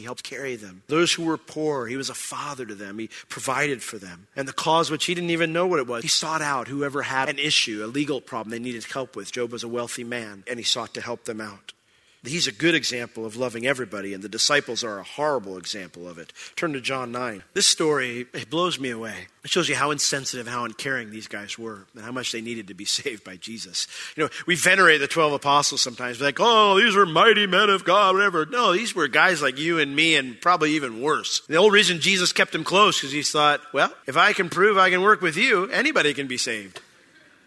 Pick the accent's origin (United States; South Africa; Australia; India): United States; Orlando, Florida; I was from Orlando